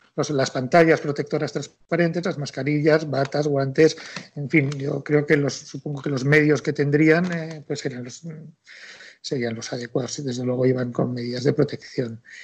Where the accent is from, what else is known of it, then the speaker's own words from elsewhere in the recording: Madrid, Community of Madrid, Spain; somos los dos madrileños, pero de origen cántabro, del Valle de Iguña